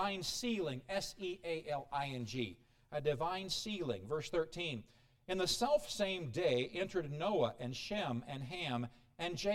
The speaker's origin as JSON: {"language": "English", "region": "Illinois", "country": "United States", "moved": "yes", "said": "I come from Illinois."}